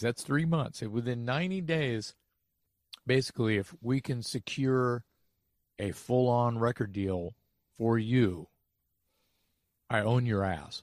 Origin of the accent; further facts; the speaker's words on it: Texas, United States; I'm a kid from Texas, never been anywhere